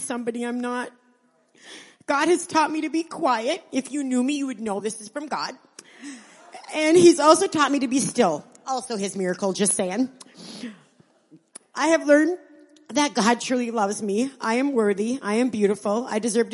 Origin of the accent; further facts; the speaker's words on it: Niagara, Wisconsin, United States; also born or lived in Iron Mountain, Michigan; I'm from Iron Mountain, Michigan. I grew up in Niagara, Wisconsin